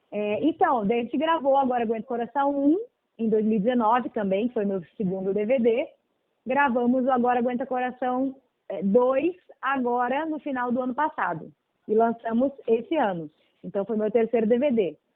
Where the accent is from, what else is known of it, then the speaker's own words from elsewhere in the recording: Rio Grande do Sul, Brazil; como eu sou gaúcha, e a minha cidade é de fronteira, a gente tem bastante aquela coisa ligada às raízes mais latinas.